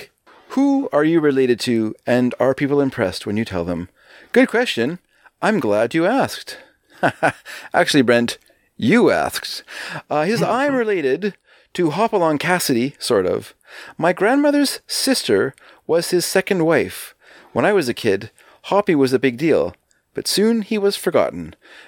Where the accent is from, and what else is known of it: California, United States; born or raised there